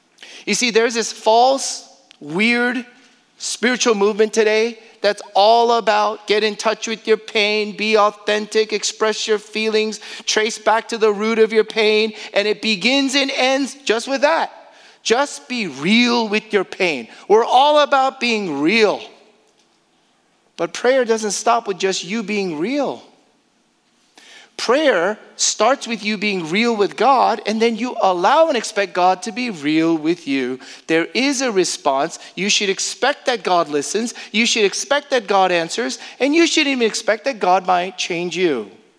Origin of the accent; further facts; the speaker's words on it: Houston, Texas, United States; in a week where my hometown of Houston was devastated by Harvey.